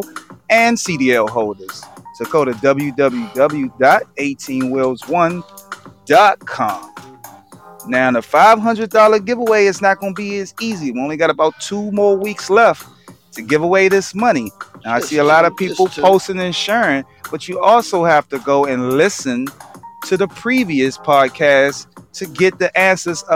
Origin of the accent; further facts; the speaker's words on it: Washington, District of Columbia, United States; I am born and raised in Washington, D.C.